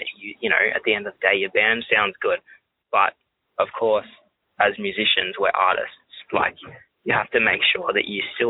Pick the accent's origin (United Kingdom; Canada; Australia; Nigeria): Australia; Especially being Australian.